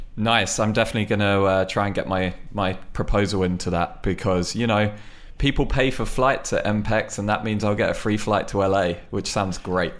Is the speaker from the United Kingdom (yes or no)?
yes; United Kingdom; I mean, I'm British, but I'm not that British.